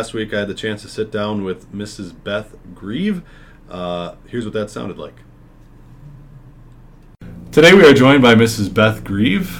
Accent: Fond du Lac, Wisconsin, United States; moved away as an adult; now in Mankato, United States; I grew up in Fond du Lac

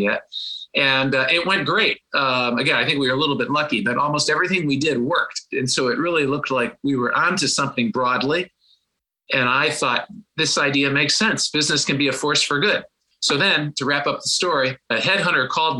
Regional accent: Cleveland, Ohio, United States; moved away as an adult; also born or lived in New York / Tokyo; growing up in Cleveland

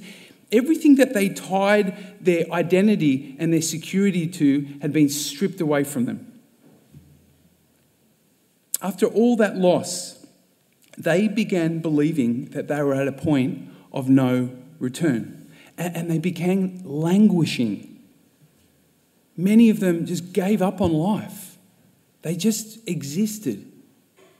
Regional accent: Sydney, New South Wales, Australia; moved away as an adult; now in Melbourne, Australia; I was born and bred in Sydney

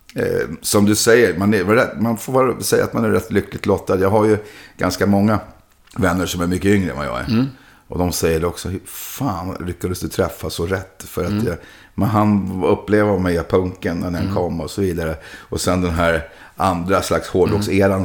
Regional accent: Sweden; Jag kommer hela vägen från Sverige.

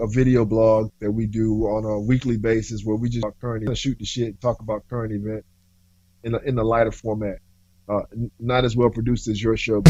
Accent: North Carolina, United States; moved away as an adult; now in Boston, United States; I'm from North Carolina originally

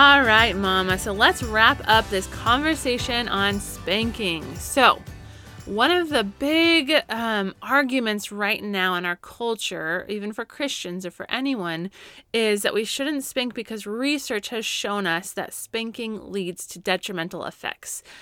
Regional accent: Colorado, United States; now in California, United States; Growing up in Colorado, we would always get afternoon thunderstorms, and I miss

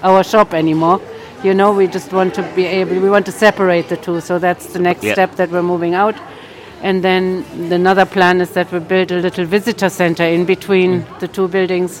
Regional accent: Germany; now in Tuamgraney, Ireland; I'm from Germany

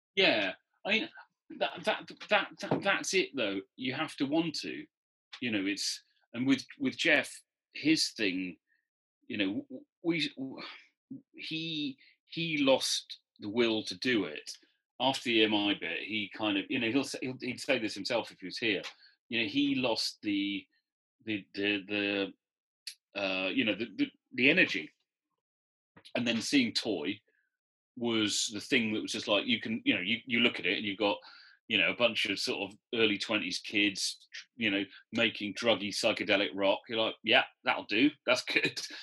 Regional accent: Newport, Wales, United Kingdom; moved away as an adult; also born or lived in London; I'm from Newport

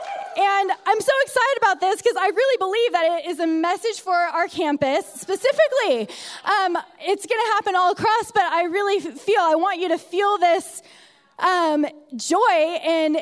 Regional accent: California, United States; moved away as an adult; also born or lived in San Diego; now in Utah, United States; I was born and raised in California, not around mountains

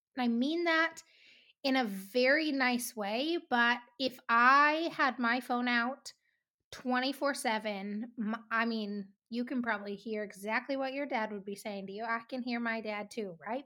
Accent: Three Forks, Montana, United States; We're both from Three Forks

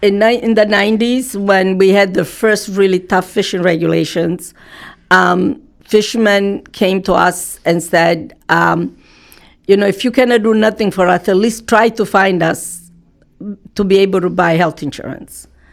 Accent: Porticello, Sicily, Italy; now in Gloucester, United States; I came from Sicily in a city called Porticello in 1963. We went to Milwaukee, Wisconsin, where my father's brother was, my uncle. But we were not happy, so we wanted to go back to Sicily.

